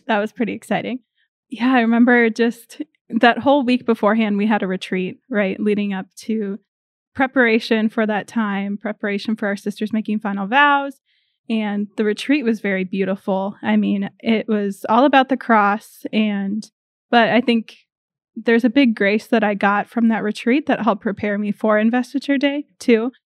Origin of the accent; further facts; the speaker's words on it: north of Rochester, southeast Minnesota, United States; moved away as an adult; also born or lived in Indiana; I am originally from Minnesota, southeast Minnesota, a little bit north of Rochester